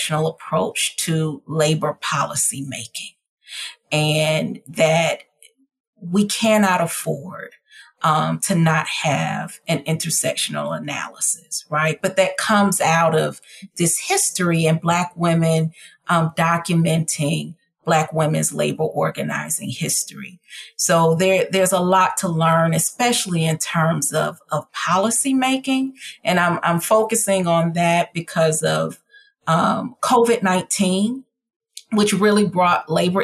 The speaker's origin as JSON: {"language": "English", "town": "Atlanta", "region": "Georgia", "country": "United States", "tie": "born or raised there", "also_born_or_lived": "Detroit, Michigan / Texas", "said": "I grew up between families in Atlanta, Georgia and Detroit, Michigan"}